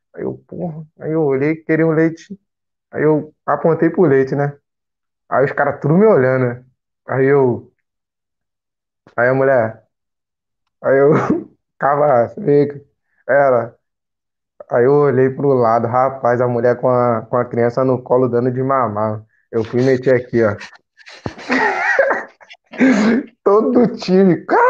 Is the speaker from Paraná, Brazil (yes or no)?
no; Rio de Janeiro, Brazil; moved away as an adult; eu sou de Bangu, conjunto da Marinha, cancela preta